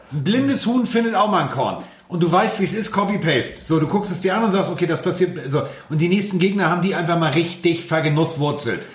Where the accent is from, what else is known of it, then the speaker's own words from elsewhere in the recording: Hamburg, Germany; Also ich bin Hamburger